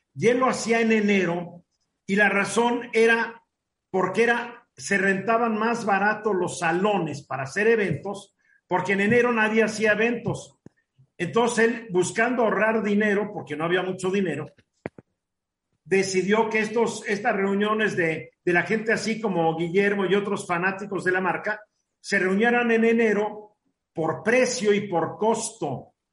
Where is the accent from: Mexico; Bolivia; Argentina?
Mexico; a los mexicanos comunes y corrientes